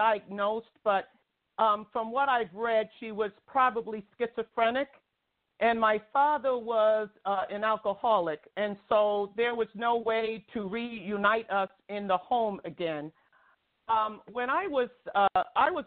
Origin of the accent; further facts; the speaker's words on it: New York City, New York, United States; also born or lived in Long Island; I grew up in New York City and Brooklyn